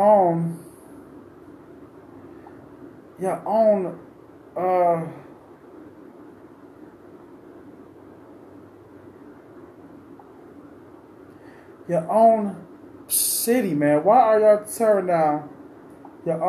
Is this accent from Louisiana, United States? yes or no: no; Cleveland, Ohio, United States; I'm from Cleveland